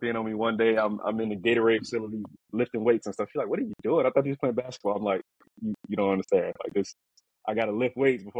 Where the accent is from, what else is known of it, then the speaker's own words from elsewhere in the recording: Chicago, Illinois, United States; I'm from Chicago, the West Side. I grew up in the Austin area, next to like K-Town area. So that's kind of where I grew up. As I got older, I just moved further west and things like that. But yeah, so from the West Side of Chicago.